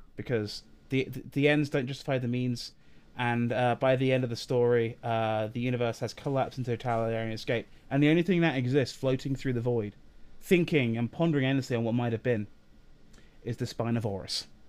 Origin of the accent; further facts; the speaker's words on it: England, United Kingdom; we're English